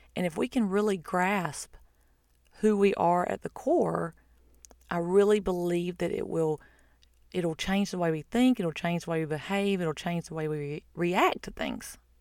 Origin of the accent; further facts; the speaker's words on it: United States; I'm an American, that's not my identity. That's where I'm from or my nationality